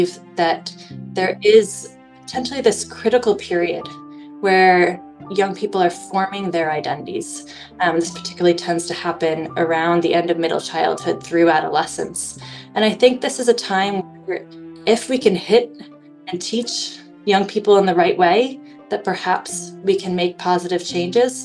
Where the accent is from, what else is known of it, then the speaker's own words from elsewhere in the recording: United States; moved away as an adult; now in Northern Ireland, United Kingdom; where I grew up in the United States